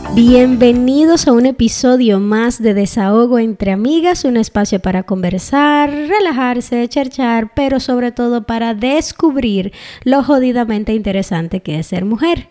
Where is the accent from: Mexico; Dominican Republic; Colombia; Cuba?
Dominican Republic; moved away; donde uno nació y se crió como República Dominicana